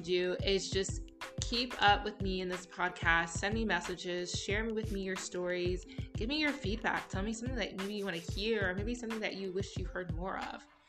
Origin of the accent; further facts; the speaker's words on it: United States; moved away as an adult; also born or lived in Bloomsburg, Pennsylvania / Florida; now in United Arab Emirates; being an American, being biracial, and having such a huge family